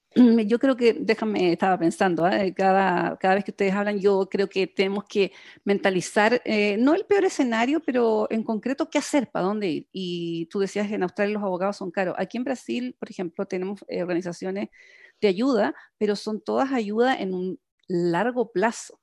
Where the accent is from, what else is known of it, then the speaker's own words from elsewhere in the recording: Chile; como buena chilena